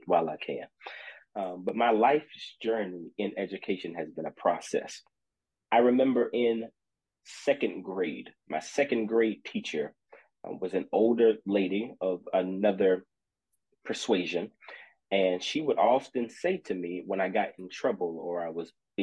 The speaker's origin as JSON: {"language": "English", "town": "Austin", "region": "Texas", "country": "United States", "said": "I am from Austin, Texas, a graduate of Wiley College"}